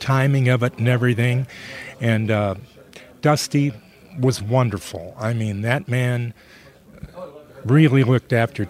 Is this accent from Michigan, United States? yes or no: yes; suburb of Detroit, Michigan, United States; I was born in Detroit, but I was raised in a suburb of Detroit